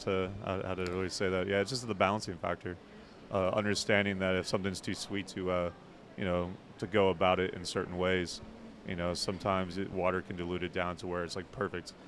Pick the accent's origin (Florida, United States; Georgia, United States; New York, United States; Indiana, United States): Indiana, United States; northern; moved away; I grew up in North Indiana, and uh, I didn't drink up in North Indiana, but it was cold as hell